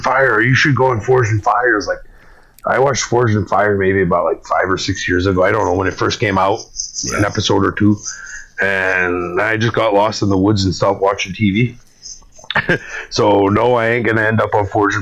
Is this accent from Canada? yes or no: yes; Canada; here in Canada